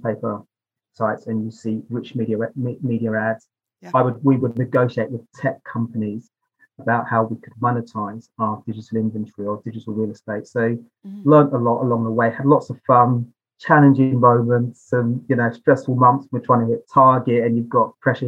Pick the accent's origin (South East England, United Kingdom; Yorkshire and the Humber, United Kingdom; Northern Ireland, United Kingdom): South East England, United Kingdom; Basingstoke; also born or lived in London; I was born in London, but I was raised just outside of London in a place called Basingstoke